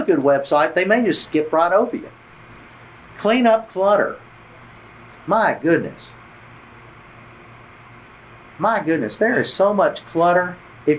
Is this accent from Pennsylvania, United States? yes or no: no; Georgia, United States; now in Tennessee, United States; I grew up in Georgia, live in Tennessee